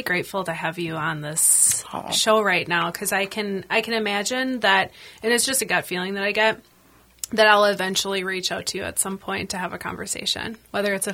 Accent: La Crosse, Wisconsin, United States; my hometown. It's a little bit smaller, La Crosse, Wisconsin.

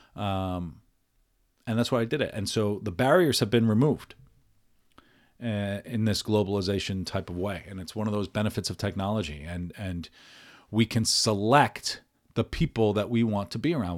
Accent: United States; who I am as as an Irish American

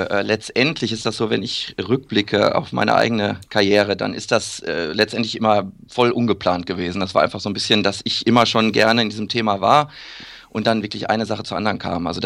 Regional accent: Iserlohn, North Rhine-Westphalia, Germany; dann mit 16 angefangen, in meiner Heimatstadt Iserlohn bei Runners Point ein bisschen Schuhe zu verkaufen

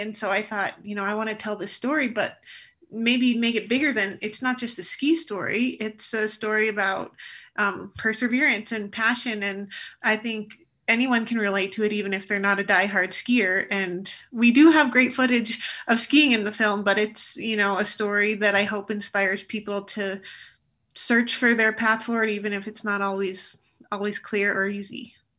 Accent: Alta, Utah, United States; when I'm a kid growing up at Alta Ski area in Utah

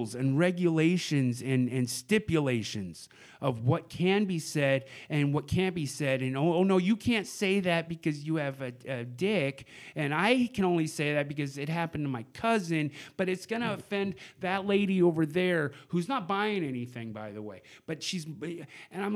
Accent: Portland, Oregon, United States; growing up in Portland

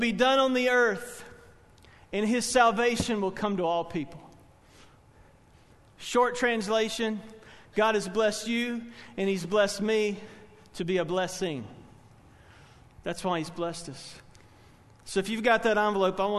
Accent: Spartanburg, South Carolina, United States; I grew up in Spartanburg, First Baptist Church

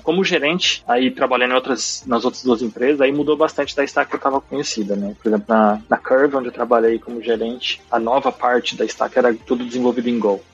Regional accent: São João da Boa Vista, São Paulo, Brazil; accent: Brazilian; moved away as an adult; also born or lived in São Carlos, Brazil; now in London, United Kingdom; Eu venho de uma cidade chamada São João da Boa Vista, uma cidade pequena, não tão pequena, mas é pequena, menos de 100 mil habitantes, no interior de São Paulo

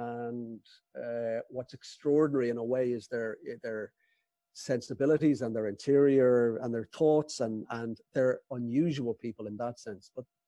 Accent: Ireland; the Ireland that I grew up in.

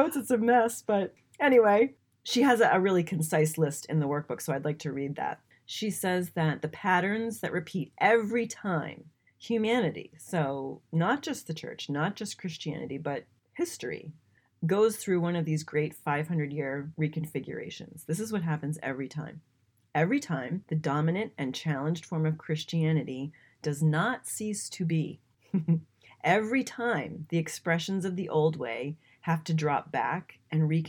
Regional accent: New England, United States; I grew up in New England.

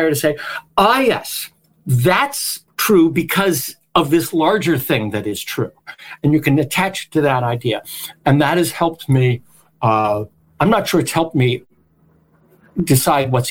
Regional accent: Australia; I'm being Australian

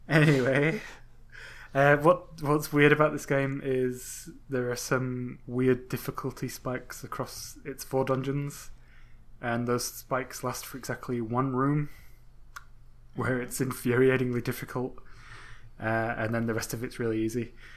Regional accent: England, United Kingdom; I'm English

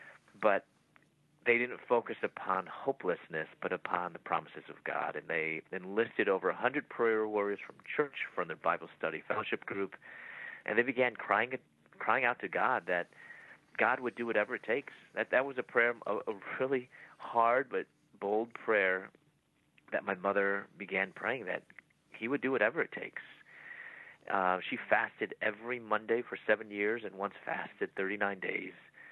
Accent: Chicago, Illinois, United States; moved away as an adult; also born or lived in Louisville, Kentucky; I'm from Chicago. My parents raised me from Chicago.

